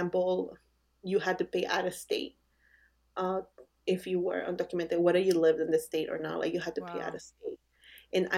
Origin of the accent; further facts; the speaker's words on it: Bolivia; now in United States; we're from Bolivia